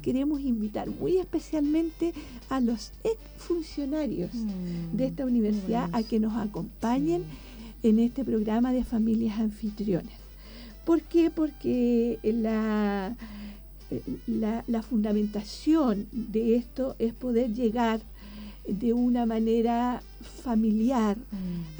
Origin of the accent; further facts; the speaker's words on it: Angol, Araucanía, Chile; moved away as an adult; also born or lived in Concepción, Chile / Chillán, Chile; cuando yo viajaba desde Angol, que es mi ciudad natal